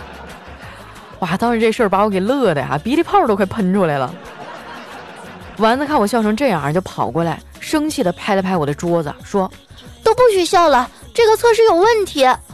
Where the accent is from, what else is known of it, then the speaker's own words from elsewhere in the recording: Qitaihe, Heilongjiang, China; moved away; 我老家七台河